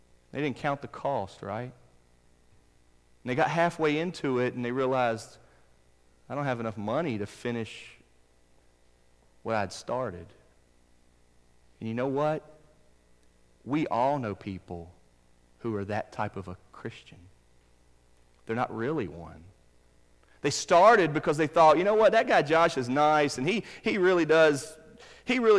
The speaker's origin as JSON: {"language": "English", "town": "Charlotte", "region": "North Carolina", "country": "United States", "tie": "born or raised there", "said": "Where I grew up in Charlotte, North Carolina, down the road from my parents' house"}